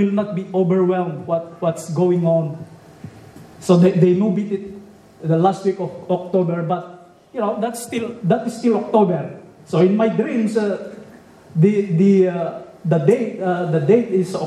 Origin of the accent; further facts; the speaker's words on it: Philippines; now in California, United States; I was born in the Philippines and grew up in the Philippines